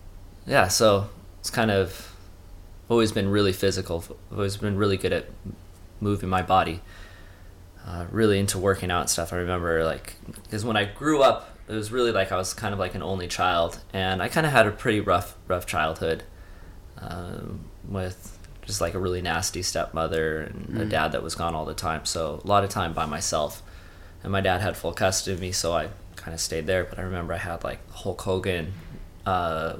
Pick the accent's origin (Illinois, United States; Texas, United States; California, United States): California, United States; Lake Arrowhead; also born or lived in San Diego / Redlands; I'm from Southern California in a little mountain town called Lake Arrowhead, which is pretty close to Big Bear. Most people are familiar with Big Bear around here, not so much Lake Arrowhead. I was born up there, raised up there, went through high school